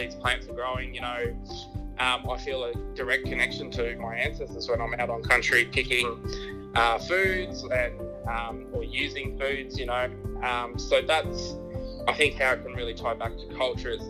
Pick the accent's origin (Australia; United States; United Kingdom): Australia; Canberra, Australian Capital Territory; moved away as an adult; also born or lived in Dubbo region, New South Wales; I was born and raised in Ngunnawal country in Canberra, where I spent a good 37 years of my life.